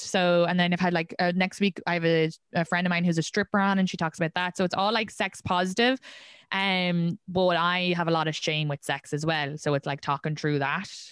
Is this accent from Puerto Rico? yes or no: no; Ireland; moved away as an adult; now in New York, United States; I grew up in Ireland.